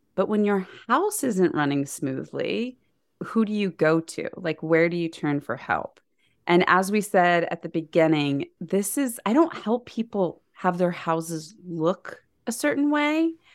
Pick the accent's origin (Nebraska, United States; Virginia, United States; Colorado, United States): Nebraska, United States; we were raised in Nebraska.